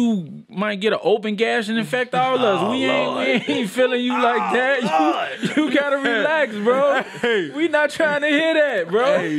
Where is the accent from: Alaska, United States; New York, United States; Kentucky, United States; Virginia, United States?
New York, United States; I'm from New York.